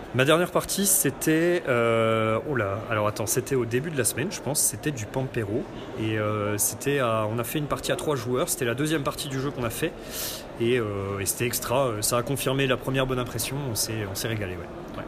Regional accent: Nancy, Grand Est, France; je viens de Nancy

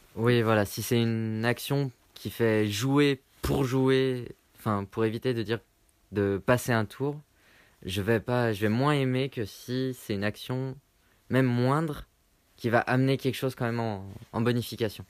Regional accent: Lyon, Auvergne-Rhône-Alpes, France; je, viens de Lyon

